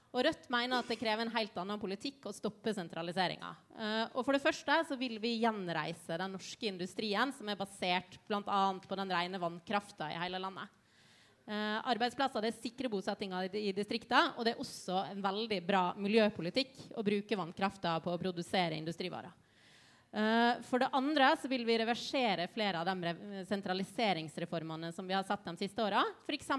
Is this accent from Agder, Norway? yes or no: no; Ålesund, Møre og Romsdal, Norway; moved away; Jeg har vokst opp med, med, hvordan et kjøpesenter har ødelagt en by. Eh, for jeg kommer fra Ålesund.